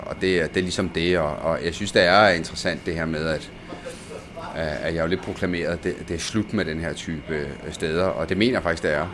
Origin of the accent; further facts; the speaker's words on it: Denmark; also born or lived in Roccalumera, Sicily, Italy; kom til Danmark i en alder 8 i 1990